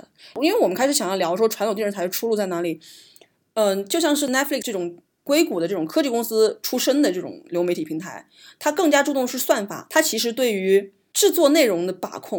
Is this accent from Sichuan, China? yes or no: no; Hunan, China; 我们湖南人不吃这玩意儿，